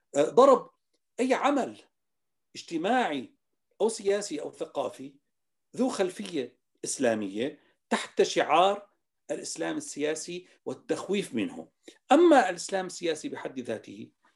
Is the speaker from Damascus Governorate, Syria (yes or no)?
yes; Damascus, Damascus Governorate, Syria; moved away as an adult; also born or lived in Timișoara, Romania; now in Vienna, Austria; من مواليد دمشق 1961 من عائلة دمشقية